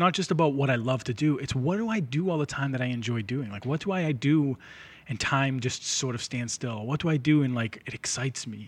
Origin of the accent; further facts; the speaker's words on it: Lynn, Massachusetts, United States; I grew up in Lynn, but my parents owned a diner